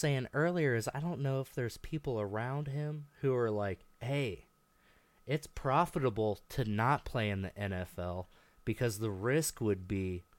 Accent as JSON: {"language": "English", "town": "Albia", "region": "Iowa", "country": "United States", "said": "I'm from Albia."}